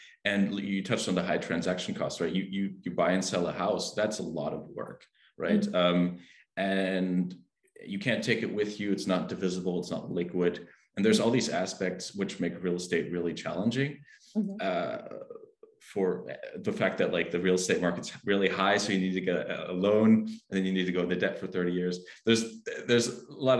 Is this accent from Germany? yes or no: yes; Germany; I'm from Germany